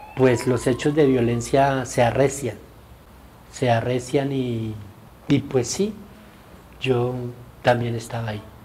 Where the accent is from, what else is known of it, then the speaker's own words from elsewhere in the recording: Tunja, Boyacá, Colombia; moved away; yo soy de Tunja, bachiller del año 77